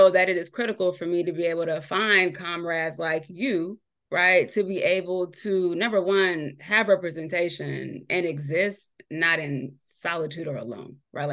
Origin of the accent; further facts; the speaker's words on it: San Diego, California, United States; moved away as an adult; now in Virginia, United States; growing up in San Diego